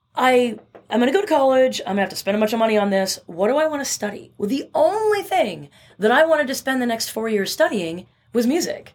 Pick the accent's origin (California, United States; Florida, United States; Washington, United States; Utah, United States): Washington, United States; Bremerton; I grew up in a little town in Western Washington called Bremerton